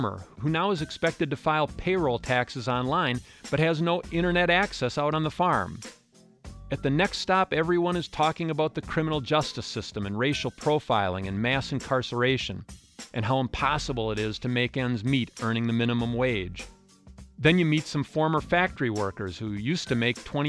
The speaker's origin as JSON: {"language": "English", "region": "Wisconsin", "country": "United States"}